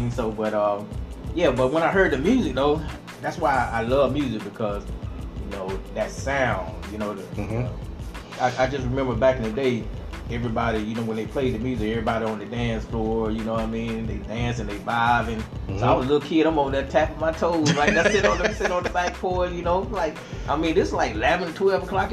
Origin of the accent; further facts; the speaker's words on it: Georgia, United States; I'm from Georgia, so you might hear a little accent